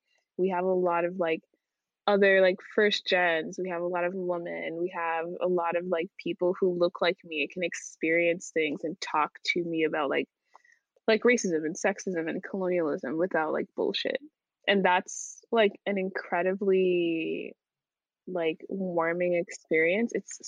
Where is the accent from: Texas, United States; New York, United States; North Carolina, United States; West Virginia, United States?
North Carolina, United States; Charlotte; from Charlotte.